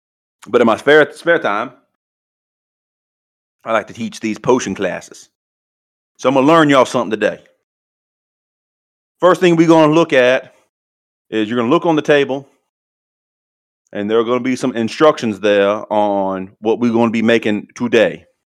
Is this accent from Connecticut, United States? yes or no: no; New Orleans, Louisiana, United States; I am from New Orleans, Louisiana. Graduated from Louisiana State University.